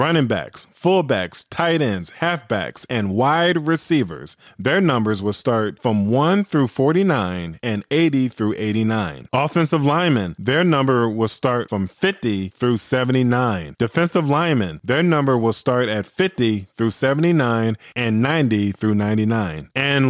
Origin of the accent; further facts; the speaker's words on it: Illinois, United States; You know I'm going with the Chicago Sky. They're representing my home state.